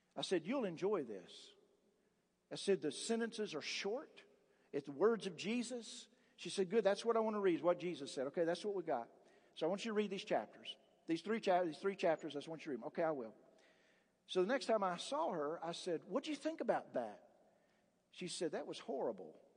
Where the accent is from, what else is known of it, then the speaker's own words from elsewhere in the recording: Appalachia, United States; I grew up in the Appalachian area